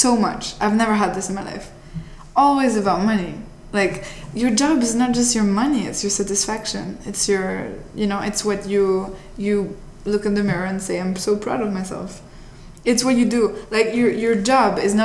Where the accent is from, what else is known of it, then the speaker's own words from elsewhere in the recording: Italy; now in United States; I'm from Italy originally